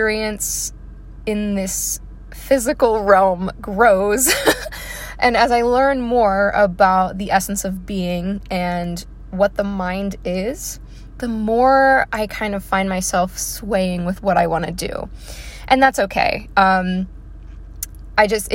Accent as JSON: {"language": "English", "town": "Baltimore", "region": "Maryland", "country": "United States", "said": "I am from Maryland. I come from an Italian background."}